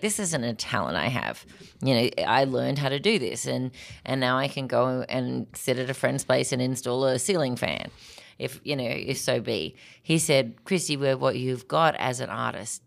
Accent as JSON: {"language": "English", "country": "Australia", "tie": "born or raised there", "moved": "as an adult", "lives_now": "Minnesota, United States", "said": "I was born in Australia to an American father and Australian mom, um, but I spent most of my life growing up in Australia"}